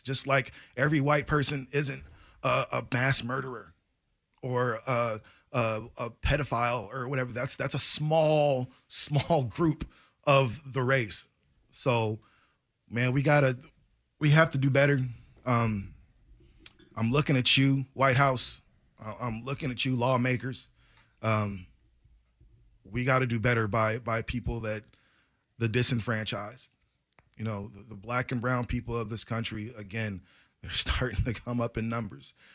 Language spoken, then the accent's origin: English; United States; being an American